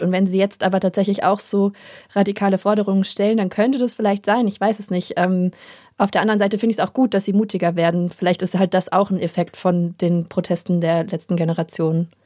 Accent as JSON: {"language": "German", "region": "Hesse", "country": "Germany", "tie": "born or raised there", "said": "wir sind doch beide in Hessen groß geworden"}